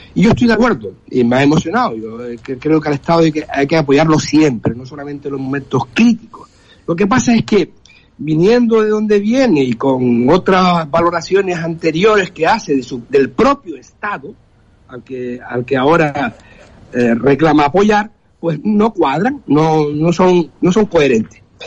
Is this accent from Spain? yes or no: yes; Canary Islands, Spain; Canarias, las Islas Canarias están en, eh, ahí pegadas. Estamos, eh, somos geográficamente africano